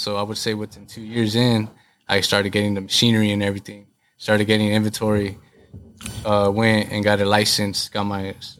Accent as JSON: {"language": "English", "town": "Garden Grove", "region": "California", "country": "United States", "said": "I'm right off the 22. So, you know, I'm from Garden Grove."}